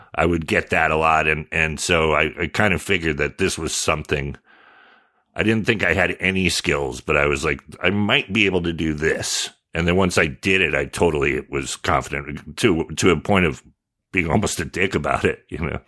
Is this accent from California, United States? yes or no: yes; Sonoma, California, United States; also born or lived in San Jose; by then I'd been there since fourth grade. I moved to Sonoma from San Jose